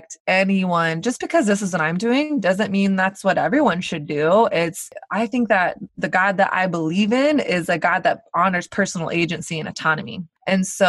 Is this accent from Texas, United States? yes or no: yes; Dallas, Texas, United States; now in Brooklyn, United States; I grew up in Dallas, Texas, which is kind of the Bible Belt